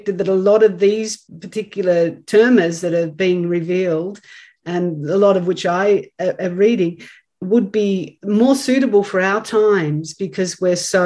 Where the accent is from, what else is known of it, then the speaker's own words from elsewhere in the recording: Australia; as an Australian native